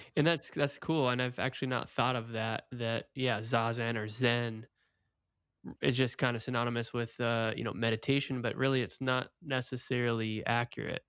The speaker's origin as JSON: {"language": "English", "region": "Oregon", "country": "United States", "tie": "born or raised there", "also_born_or_lived": "Portland, Oregon", "moved": "as an adult", "lives_now": "Florida, United States", "said": "I grew up in Oregon. I lived in Portland, Oregon"}